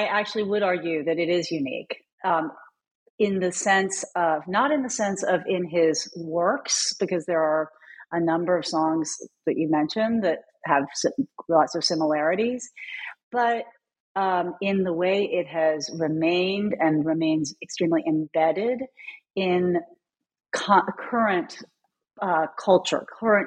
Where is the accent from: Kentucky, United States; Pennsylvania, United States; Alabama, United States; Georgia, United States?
Kentucky, United States; Louisville; also born or lived in North Carolina; I came home to my hometown of Louisville.